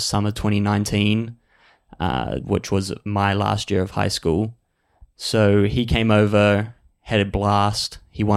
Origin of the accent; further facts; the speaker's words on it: Palmerston North, Manawatū-Whanganui, New Zealand; I'm from a small city called Palmerston North, just outside of Wellington